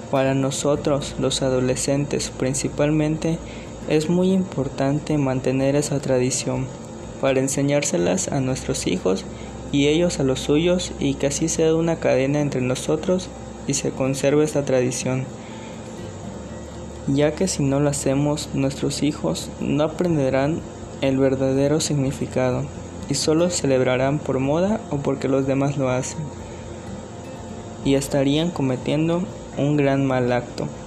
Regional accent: Mexico; con nuestros familiares que somos orgullosamente mexicanos.

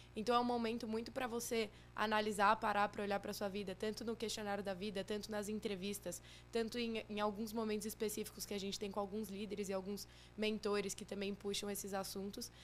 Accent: São Paulo, Brazil; Sou de São Paulo, morei aqui minha vida toda

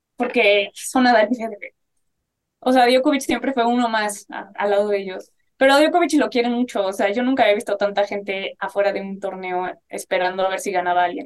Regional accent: Mexico; una fotógrafa mexicana

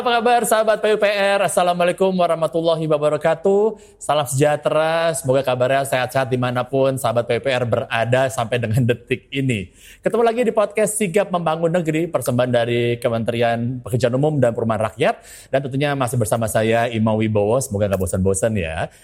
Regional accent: Jakarta, Indonesia; born or raised there; also born or lived in Papua

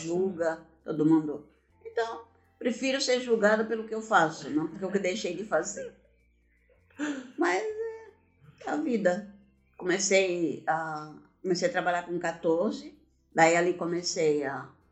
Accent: Blumenau, Santa Catarina, Brazil; also born or lived in Gaspar; Eu nasci em Gaspar, cidade vizinha de Blumenau. E viemos morar em Blumenau quando eu tinha três anos de idade. Então me considero blumenauense

